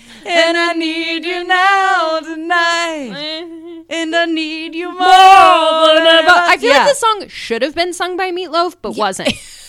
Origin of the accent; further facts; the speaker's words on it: Midwest, United States; Max, my partner, and I grew up in the Midwest.